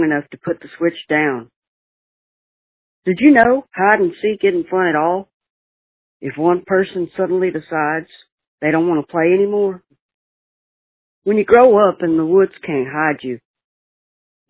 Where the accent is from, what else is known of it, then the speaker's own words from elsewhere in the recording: Alabama, United States; now in Dallas, United States; I'm calling from Dallas, Texas, originally born in Alabama